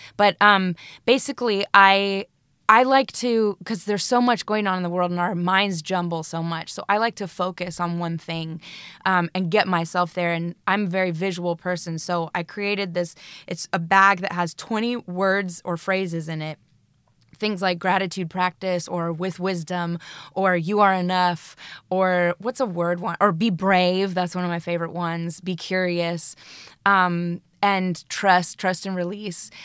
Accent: Colorado, United States; moved away as an adult; now in United Kingdom; I'm from Colorado, and my mother is a hippie, and, you know, we took bucket showers when we were growing up.

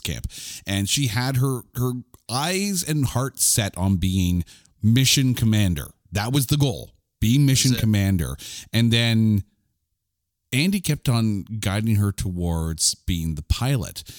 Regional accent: Canada; I'm a Canadian.

